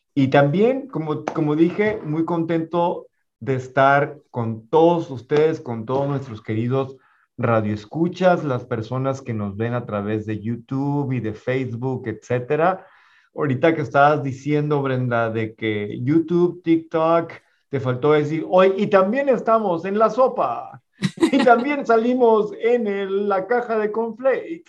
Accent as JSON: {"language": "Spanish", "town": "Ciudad Juárez", "region": "Chihuahua", "country": "Mexico", "tie": "born or raised there", "moved": "yes", "said": "la ciudad de donde soy originario, que es Ciudad Juárez, Chihuahua."}